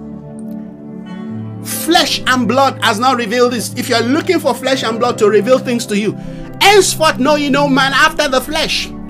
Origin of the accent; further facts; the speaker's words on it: Nigeria; I come from Nigeria